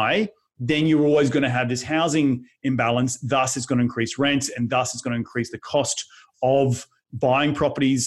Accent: Australia; now in United States; my home country of Australia

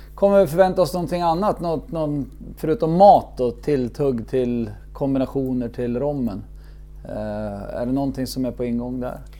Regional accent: Sweden; som, som svensk

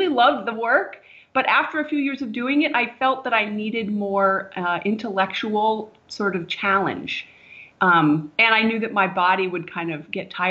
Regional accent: Vermont, United States; moved away as an adult; also born or lived in Arizona; I grew up in Vermont

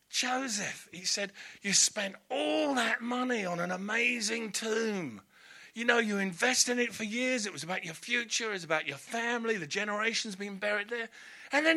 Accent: Hampton, London, United Kingdom; I grew up in Hampton in Middlesex

